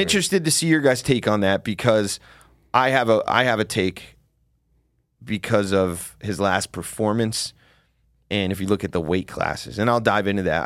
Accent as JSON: {"language": "English", "region": "New Jersey", "country": "United States", "said": "I'm from Jersey"}